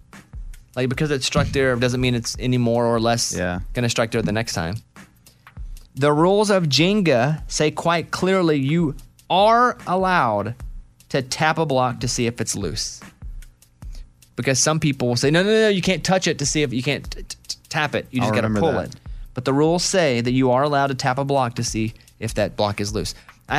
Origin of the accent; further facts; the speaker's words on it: Arkansas, United States; Growing up in Arkansas, we had tornadoes.